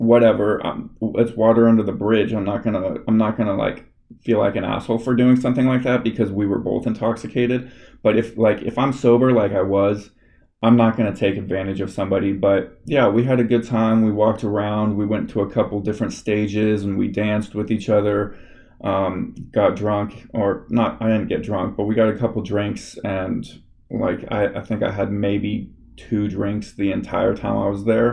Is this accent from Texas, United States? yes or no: no; Los Angeles, California, United States; I'm from Los Angeles, like, California area